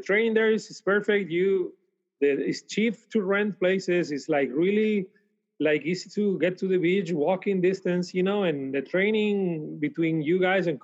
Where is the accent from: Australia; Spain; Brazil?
Spain; Canary Islands; moved away as an adult; also born or lived in Switzerland; now in Fort Worth, United States; my hometown in the Canary Islands